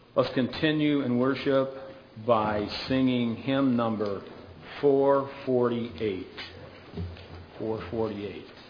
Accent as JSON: {"language": "English", "region": "Michigan", "country": "United States", "moved": "as an adult", "said": "I was kidded a lot about asking if I was from Minnesota because of the way I pronounced some words. And I said, no, I was from Michigan"}